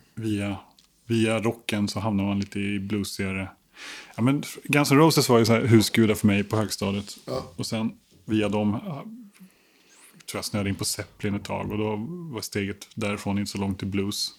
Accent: Stockholm, Stockholm County, Sweden; jag är uppvuxen i Stockholm, mm. absolut. På Kungsholmen.

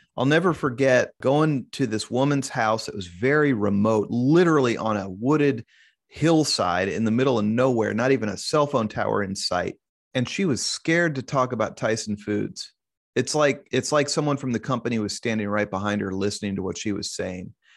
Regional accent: Kansas City, Missouri, United States; also born or lived in Columbia, Missouri; I was born and raised in Kansas City

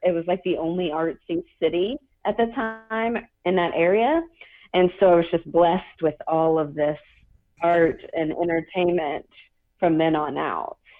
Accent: Kentucky, United States; also born or lived in Georgia; I was actually born in Georgia, on an army base, and then I grew up in Kentucky, a very small town in Kentucky

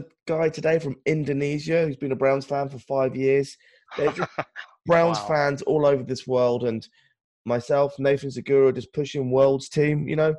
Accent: United Kingdom; but we are all from Great Britain.

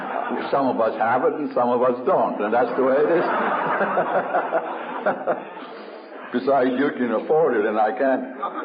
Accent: United States; And being an Indian, it always bothered me. I remember in New York State

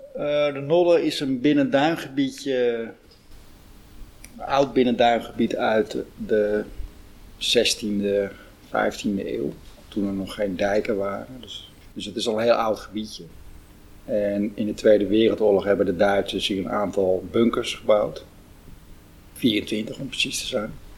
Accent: Huisduinen, North Holland, Netherlands; ik ben geboren in Huisduinen

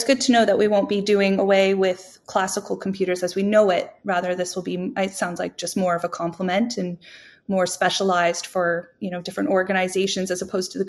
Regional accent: Canada; I'm Canadian

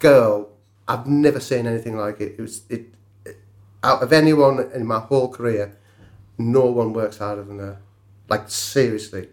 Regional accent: Cumbria, North West England, United Kingdom; I'm a welder from Cumbria

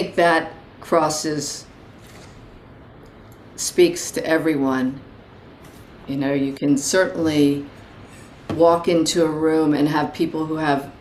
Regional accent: Baltimore, Maryland, United States; I grew up in Baltimore, Maryland

